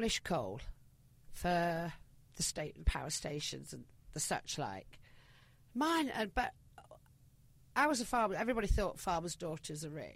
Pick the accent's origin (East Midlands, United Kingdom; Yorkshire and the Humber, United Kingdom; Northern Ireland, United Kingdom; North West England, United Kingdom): East Midlands, United Kingdom; Nottinghamshire; accent: Yorkshire; moved away as an adult; also born or lived in London; now in Antibes, France; I grew up in Nottinghamshire during the miners' strike